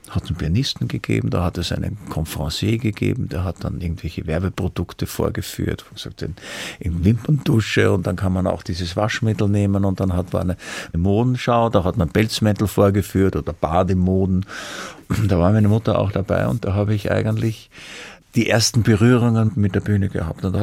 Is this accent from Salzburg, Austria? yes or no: no; Vienna, Austria; Ich bin halt ein Wiener, ich schwärme heute ein bisschen.